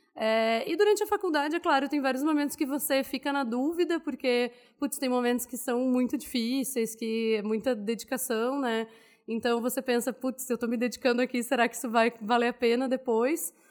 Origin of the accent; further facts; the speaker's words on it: Porto Alegre, Rio Grande do Sul, Brazil; moved away as an adult; also born or lived in Goiás; Eu sou gaúcha de Porto Alegre, nasci e vivi lá até os 24 anos, mais ou menos